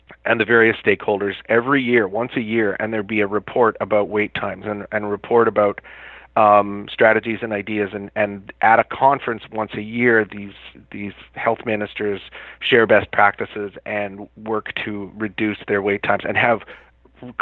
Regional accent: Canada; being a Canadian

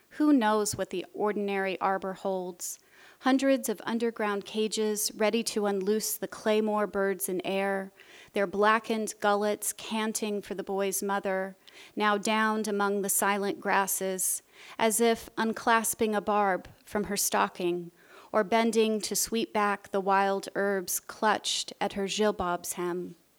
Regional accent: United States; moved away as an adult; also born or lived in Jordan; As an American moving to Jordan

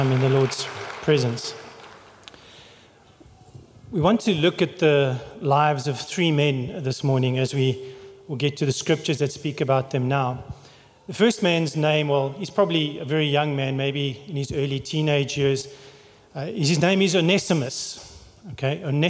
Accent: England, United Kingdom; now in South Africa; I'm English

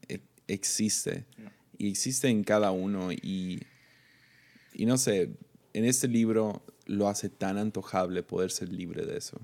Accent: Tepic, Nayarit, Mexico; soy de Tepic

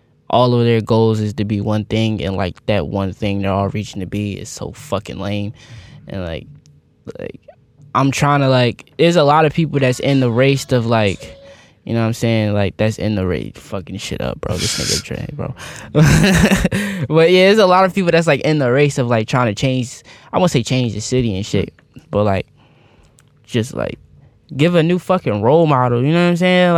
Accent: Philadelphia, Pennsylvania, United States; I'm just from Philly

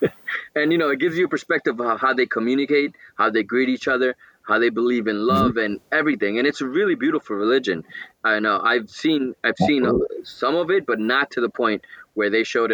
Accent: New York City, New York, United States; growing up in Jamaica, Queens, I had a lot of Guyanese and Indian culture all around me, and I was friends with many of them.

